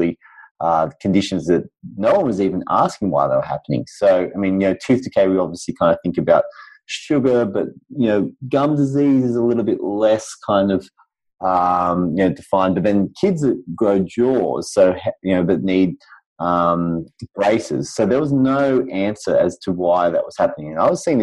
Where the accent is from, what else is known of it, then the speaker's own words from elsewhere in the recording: Sydney, New South Wales, Australia; I'm from Sydney, Australia